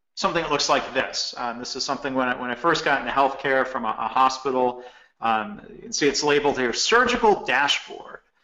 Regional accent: Michigan, United States; I grew up actually bowling in Michigan

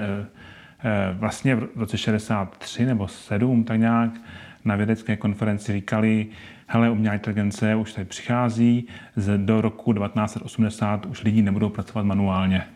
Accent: Ostrava, Moravian-Silesian Region, Czechia; now in Brno, Czech Republic; já jsem původem z Ostravy

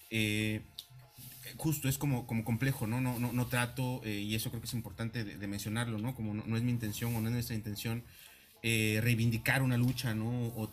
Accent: Oaxaca, Mexico; de la identidad mexicana y de donde yo soy, oaxaqueña, es crucial.

